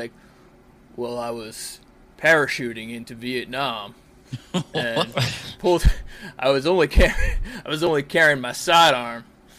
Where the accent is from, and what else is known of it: New York, United States; born or raised there